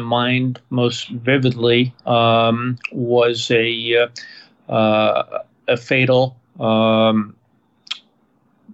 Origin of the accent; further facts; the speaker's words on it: Massachusetts, United States; moved away; also born or lived in New Hampshire; So I was born in Massachusetts